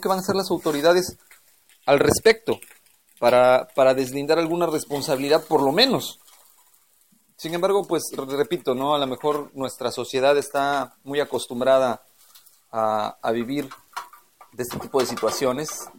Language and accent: Spanish; Mexico; nosotros como mexicanos